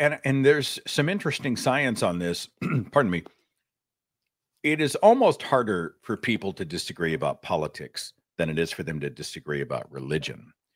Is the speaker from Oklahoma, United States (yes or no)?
yes; Tulsa, Oklahoma, United States; he built a university in my hometown